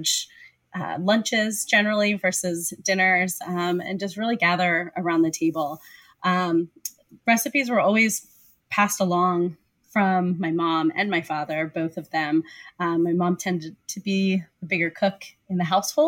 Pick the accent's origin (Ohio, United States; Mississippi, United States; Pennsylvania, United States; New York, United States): Pennsylvania, United States; I grew up in Pennsylvania